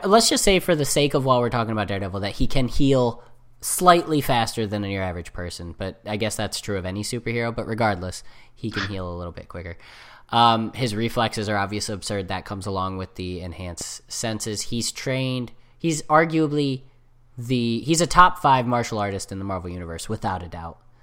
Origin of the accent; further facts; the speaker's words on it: United States; I'm American